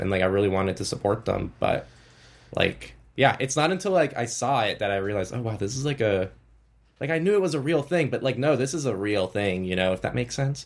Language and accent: English; United States; coming from the U S, I think my standards are a little bit different